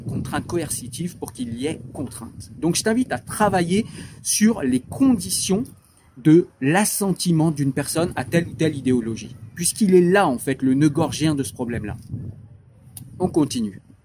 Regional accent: France; Moi, j'ai grandi dans des banlieues

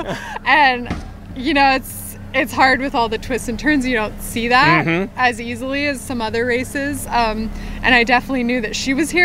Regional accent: Central Oregon, United States; I'm from Central Oregon.

